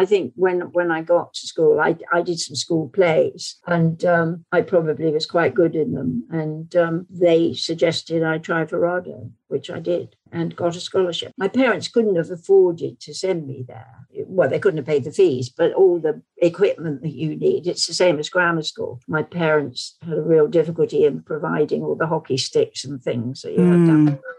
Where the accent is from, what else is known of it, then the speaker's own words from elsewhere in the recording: King's Cross, London, United Kingdom; also born or lived in Isle of Wight / Berkshire; So I was born in Blackgown. And then we moved to a pub in Berkshire. Then we moved to a pub in King's Cross.